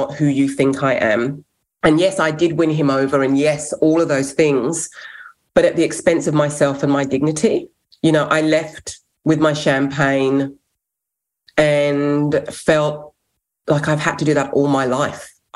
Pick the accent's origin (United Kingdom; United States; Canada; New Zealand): United Kingdom; England; first language English; now in Australia; So I'm English, born in England, but fostered to five white families growing up